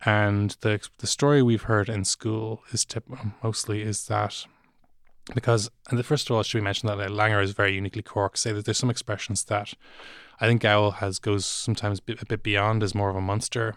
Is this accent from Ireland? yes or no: yes; Dublin, Leinster, Ireland; I'm, I am from Dublin